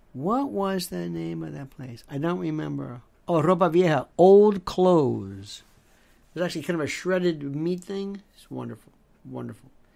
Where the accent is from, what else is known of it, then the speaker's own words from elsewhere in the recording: Tampa, Florida, United States; I loved growing up in Florida. I loved, in Tampa, Cuban food. Knew it all my life.